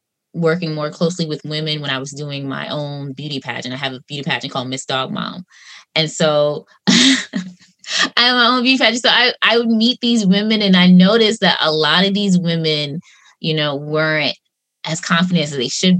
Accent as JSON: {"language": "English", "area": "Long Island", "region": "New York", "country": "United States", "said": "I'm from Long Island"}